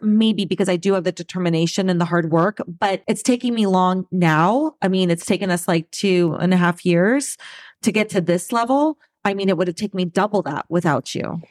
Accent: Southern California, United States; moved away as an adult; also born or lived in Saint Louis / Boston; born and raised in Southern California, and live here again.

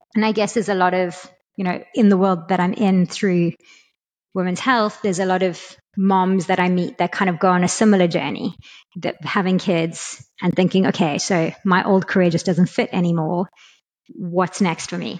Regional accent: South Africa; also born or lived in London, United Kingdom; now in Lisbon, Portugal; I'm from South Africa originally

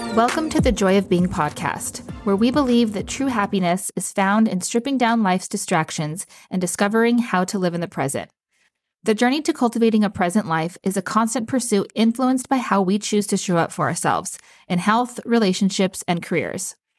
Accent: Las Cruces, New Mexico, United States; I was born and raised in Las Cruces, New Mexico

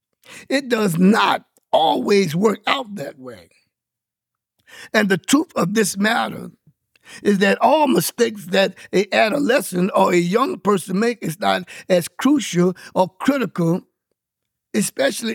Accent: Louisiana, United States; I grew up in Louisiana from out of a Baptist community church

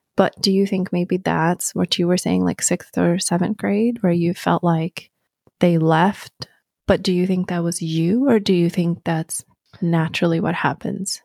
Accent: Sweden; moved away as an adult; also born or lived in New York; now in Arizona, United States; I'm gonna go back to Sweden.

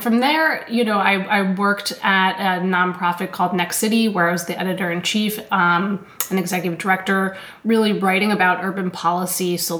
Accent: New York City, New York, United States; also born or lived in Philadelphia; I grew up in Manhattan, and so I lived in, a 43-story apartment building

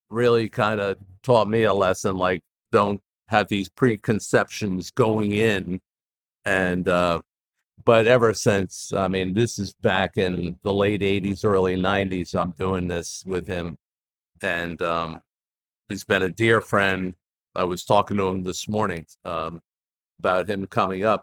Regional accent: New York, United States; moved away; Well, here I am. I'm a transplant from New York. Uh, moved here in '87, and so Wilmington, New really Wilmington, Newark are those two areas.

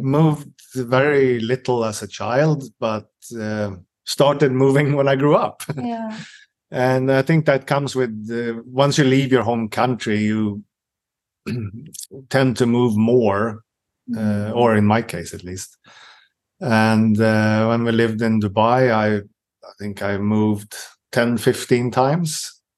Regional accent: Stockholm, Stockholm County, Sweden; English is a second language; moved away as an adult; now in Helsingborg, Sweden; I'm from Stockholm

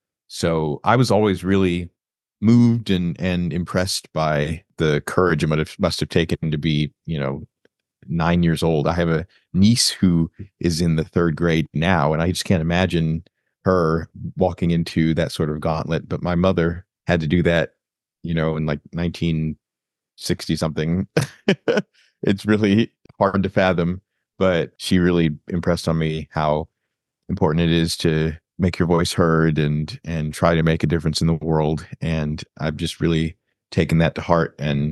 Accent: Florida, United States; I am originally from Florida, but now I live in the DC metro area in Maryland and work in DC as a lobbyist.

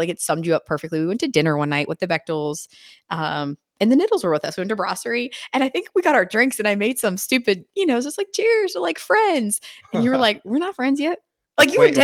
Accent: Pennsylvania, United States; moved away; I'm from Pennsylvania and I love being from there

